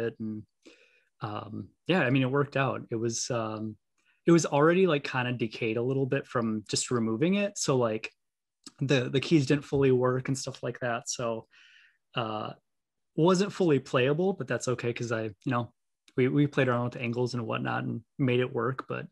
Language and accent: English; Milwaukee, Wisconsin, United States; Born and raised in Milwaukee